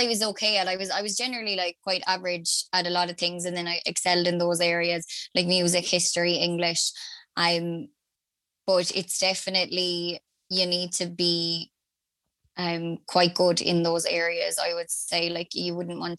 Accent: Limerick, Munster, Ireland; I'm from Limerick originally

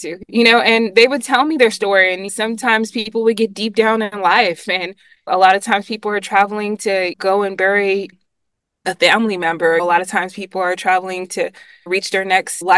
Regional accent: Monterey, California, United States; moved away as an adult; now in Atlanta, United States; my experience coming from Monterey, which is like its own little island, and then coming to this larger city

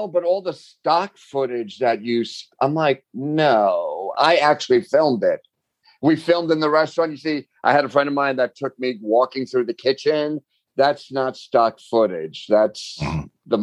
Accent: New York, United States; I'm from New York, so I know these places

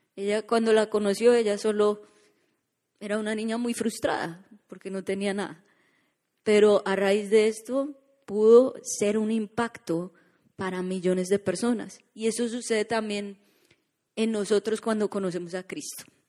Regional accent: Colombia; now in Orlando, United States

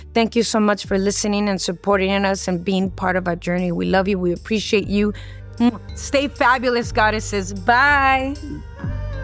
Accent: Los Angeles, California, United States; I grew up here in City Terrace. I grew up around the cholos and the cholas, and this is my neighborhood.

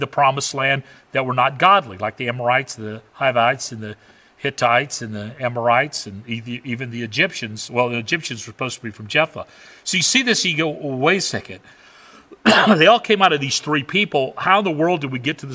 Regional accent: the South, United States; I grew up in the South

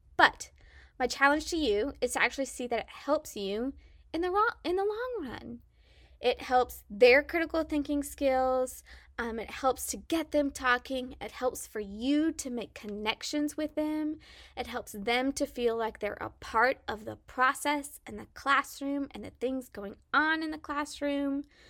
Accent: Salina, Kansas, United States; accent: southern twang; moved away as an adult; also born or lived in Mississippi; born and raised in Salina, Kansas

